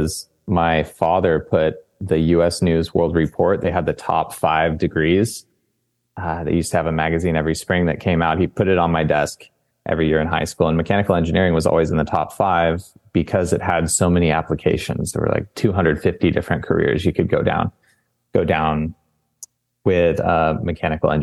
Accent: Boise, Idaho, United States; moved away as an adult; also born or lived in San Diego, California; now in Southern California, United States; I grew up in Boise, Idaho

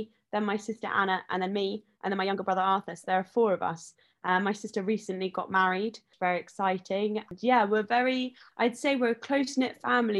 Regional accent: Chipperfield, East of England, United Kingdom; also born or lived in Chiswick, London; we moved to the country in Hertfordshire when I was five, and I've grown up there.

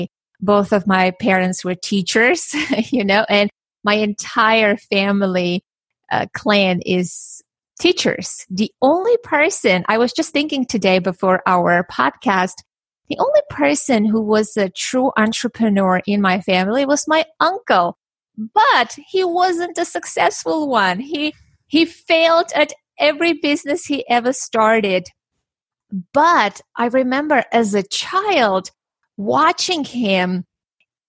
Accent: Armenia; now in United States; I was born and raised in Armenia

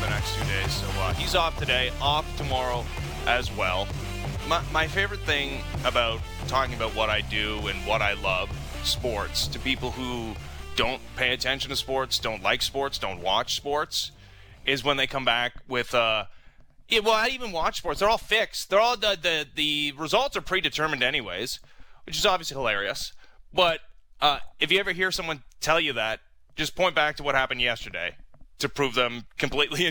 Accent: Toronto, Ontario, Canada; I grew up in Toronto, so yeah, in my formative years were, I guess, the 90s

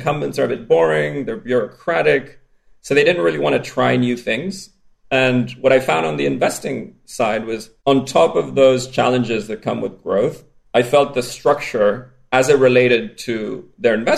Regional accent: Spain; accent: strange accent; I grew up in Spain.

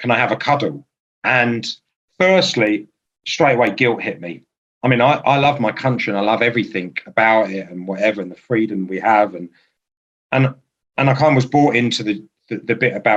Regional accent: Aldershot, South East England, United Kingdom; moved away; I'm born in Aldershot. I'm not there now.

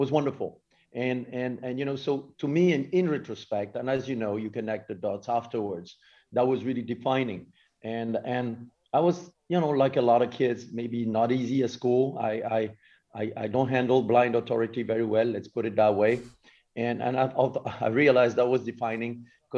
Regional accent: South Burgundy, Bourgogne-Franche-Comté, France; English is a second language; moved away; I grew up in South Burgundy

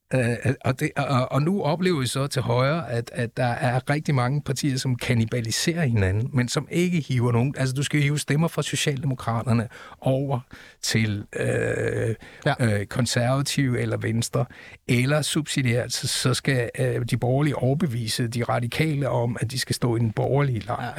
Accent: Aalborg, North Denmark Region, Denmark; Jeg er født i Aalborg

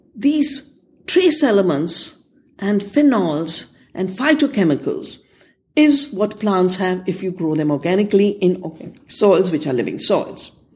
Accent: India; I'm from India

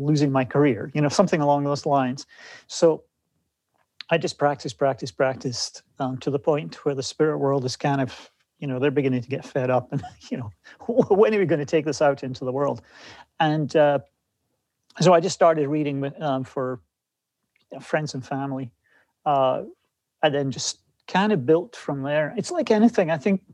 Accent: Scotland, United Kingdom; moved away as an adult; now in West Coast, United States; growing up in Scotland

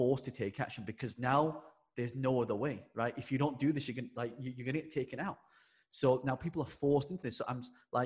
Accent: England, United Kingdom; I'm British born Chinese. Yes. I was born in England. And so growing up, my town, me and my brother were the only two Chinese people in the school.

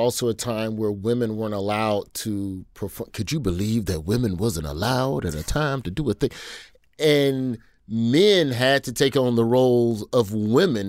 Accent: Birmingham, Alabama, United States; I'm from Alabama, and I worked on a side of town that was the more freewheeling side

